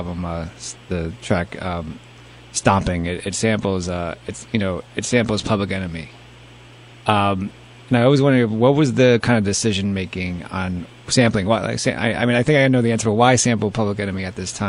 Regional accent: New York City, New York, United States; growing up in New York City

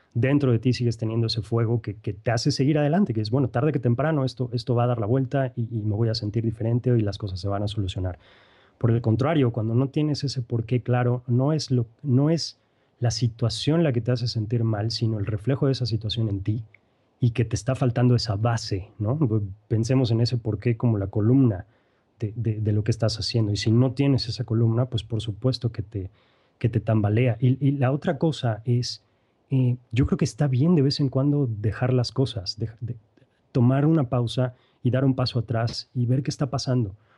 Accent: Mexico; now in Querétaro, Mexico; soy queretano, eh, mexicano, mejor dicho, queretano de importación

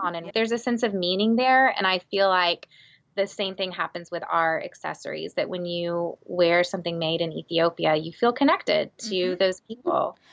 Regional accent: Texas, United States; I'm from Texas

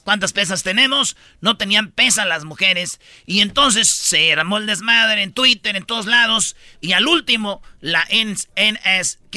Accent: Mexico; los mexicanos

